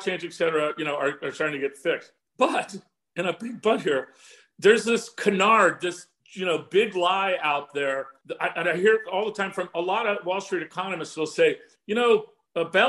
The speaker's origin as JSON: {"language": "English", "region": "California", "country": "United States", "said": "from California"}